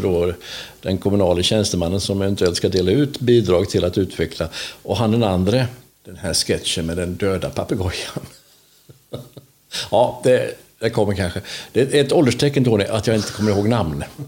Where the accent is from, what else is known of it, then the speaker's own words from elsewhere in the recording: Vetlanda, Jönköping County, Sweden; jag är född i Vetlanda